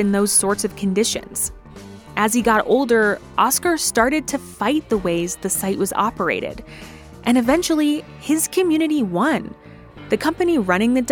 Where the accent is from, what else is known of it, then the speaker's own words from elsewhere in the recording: Colorado, United States; my home state, Colorado